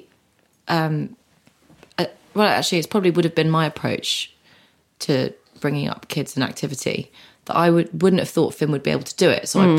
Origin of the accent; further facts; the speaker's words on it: London, United Kingdom; I grew up in London.